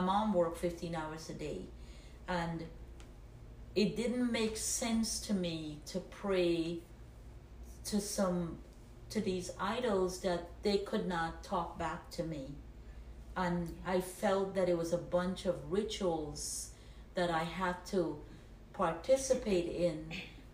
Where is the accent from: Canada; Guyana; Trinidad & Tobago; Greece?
Guyana; moved away as an adult; now in United States; I was born in Guyana, South America, came to the United States when I was 19 years old.